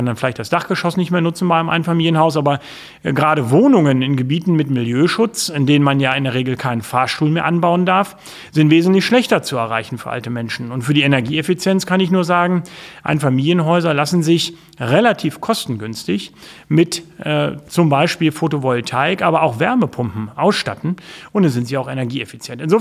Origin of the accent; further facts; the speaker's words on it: Lower Saxony, Germany; bin ich, glaube ich, sehr unbayerisch als fast Norddeutscher. Äh, insofern, äh, ich glaube, ich bin ein typischer Niedersachse.